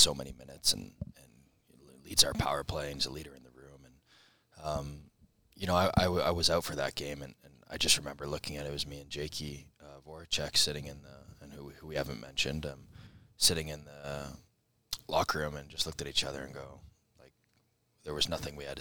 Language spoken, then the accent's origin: English; Columbus, Ohio, United States; I'm from here. It's my hometown. I love this city.